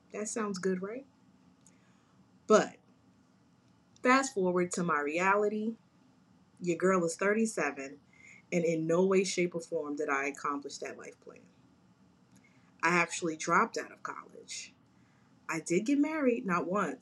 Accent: Jersey City, New Jersey, United States; I'm a Jersey girl, born and raised in Jersey City, New Jersey.

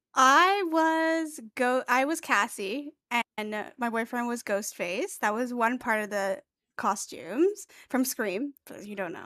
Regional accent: Canada; I'm Canadian

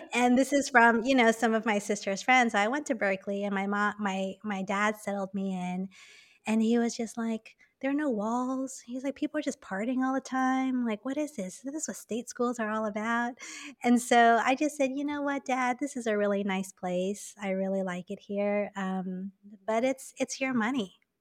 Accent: Taipei, Taiwan; moved away as an adult; also born or lived in New York / Hong Kong; I was born and raised in Taipei

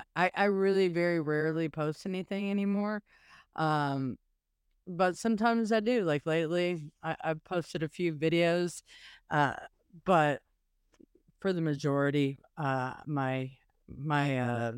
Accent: South Pasadena, California, United States; born there; I was born in South Pasadena, California.

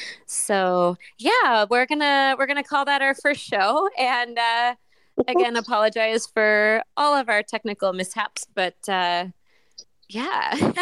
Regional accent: Watkins Glen, New York, United States; I am no longer living in a big city. I live in a very rural area. I was originally from Watkins Glen, New York.

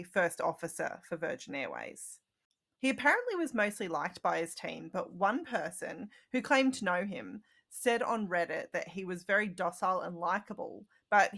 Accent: Australia; I'm Australian

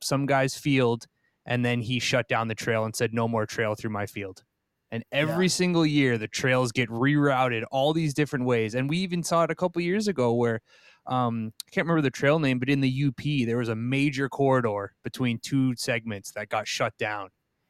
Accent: Vermont, United States; now in Minneapolis, United States; I grew up in Vermont

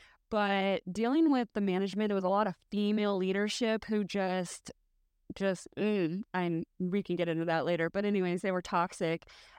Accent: San Antonio, Texas, United States; I'm from San Antonio.

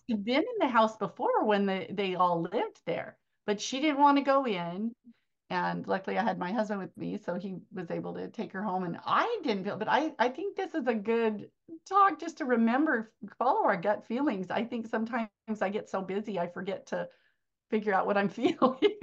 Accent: Arizona, United States; my hometown is here in Arizona

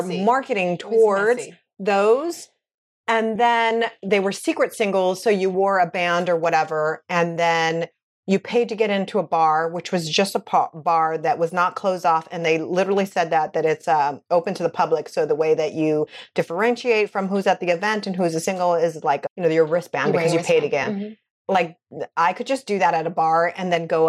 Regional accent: West Coast, United States; now in New York City, United States; I come from the West Coast.

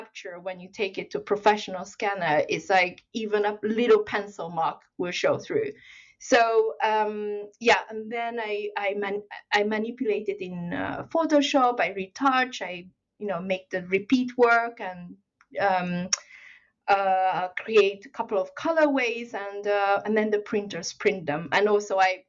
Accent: Hungary; moved away; also born or lived in China; I actually grew up in Hungary, but I was born in China

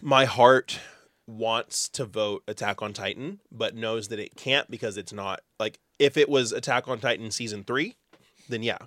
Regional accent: Texas, United States; we're from Texas.

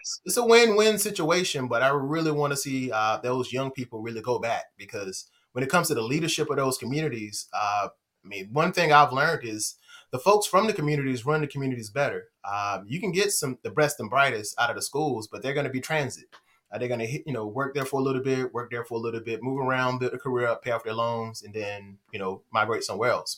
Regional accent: Henderson, North Carolina, United States; I'm from Henderson. I'm from Vance County

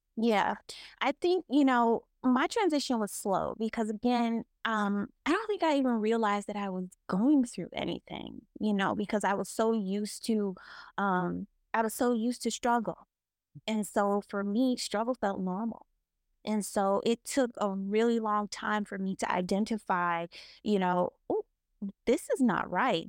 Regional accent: the South, United States; growing up in the South

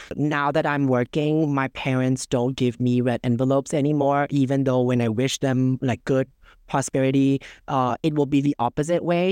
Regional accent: Bangkok, Thailand; I was born and raised in Bangkok

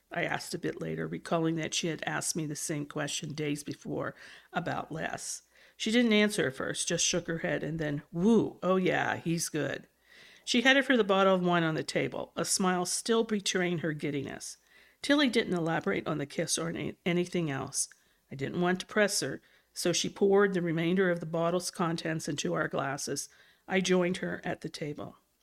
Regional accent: West Virginia, United States; coming from West Virginia

